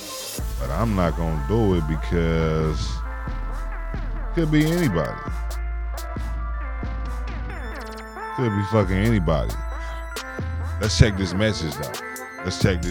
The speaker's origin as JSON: {"language": "English", "town": "Oakland", "region": "California", "country": "United States", "tie": "born or raised there", "said": "when I was growing up, right, I'm from the Bay, nigga. I'm from Oakland, California"}